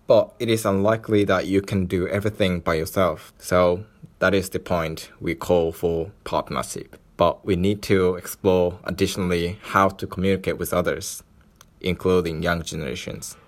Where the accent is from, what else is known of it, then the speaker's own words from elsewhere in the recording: Japan; I was born in Japan and raised with a set of decent social capitals